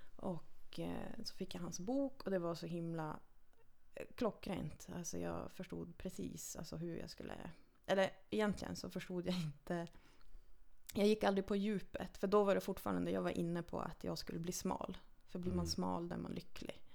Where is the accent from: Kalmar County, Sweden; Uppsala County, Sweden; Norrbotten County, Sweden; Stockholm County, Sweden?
Norrbotten County, Sweden; Lannavaara; jag är född och uppvuxen i Lannavaara, 13 mm. mil nordost härifrån.